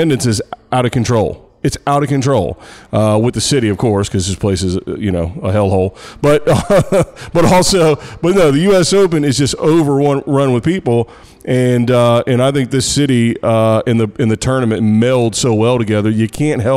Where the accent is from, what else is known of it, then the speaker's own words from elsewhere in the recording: United States; I'm American